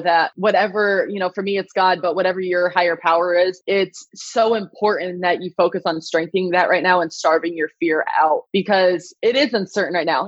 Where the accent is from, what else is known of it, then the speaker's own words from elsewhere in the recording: Iowa, United States; I was born and raised in Iowa